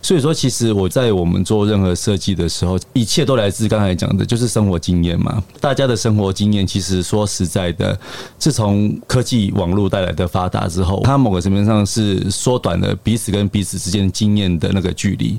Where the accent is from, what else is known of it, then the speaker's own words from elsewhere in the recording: Taiwan; 以我们台湾人的食的生活习惯上面，我们其实是一个还蛮融合的民族嘛